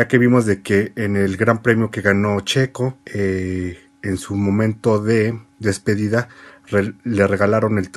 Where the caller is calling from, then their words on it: Mexico City, Mexico; Hola amigos de Fórmula Latina … de la Ciudad de México